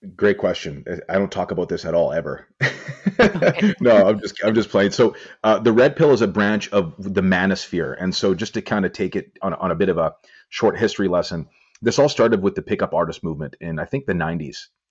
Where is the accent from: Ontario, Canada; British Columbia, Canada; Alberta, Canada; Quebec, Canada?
British Columbia, Canada; Vancouver; I'm well known in my hometown of Vancouver because I own a gym